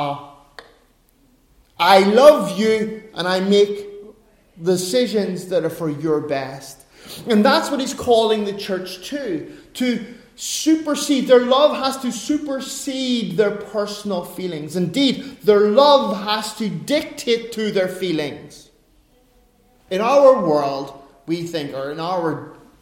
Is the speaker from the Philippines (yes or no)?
no; Ireland; I'm an Irishman